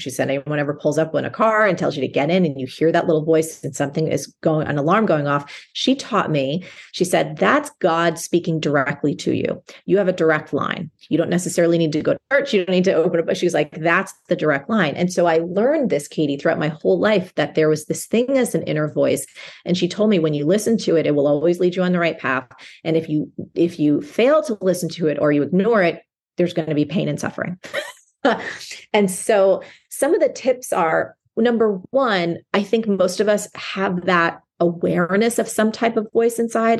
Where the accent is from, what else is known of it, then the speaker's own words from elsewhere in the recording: New Jersey, United States; I grew up in New Jersey, and where I grew up, as a young girl, it was possible for me to walk to school